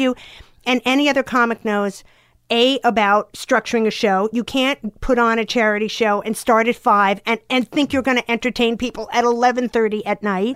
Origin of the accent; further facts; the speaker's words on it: Long Island, New York, United States; I was from Long Island